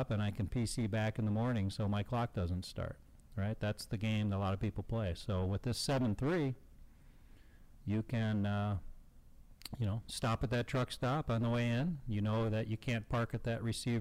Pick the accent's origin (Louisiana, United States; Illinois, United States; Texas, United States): Illinois, United States; Chicago; my hometown, Chicago